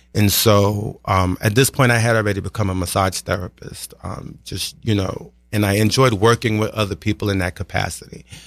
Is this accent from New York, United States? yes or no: yes; New York City, New York, United States; I grew up in Brooklyn.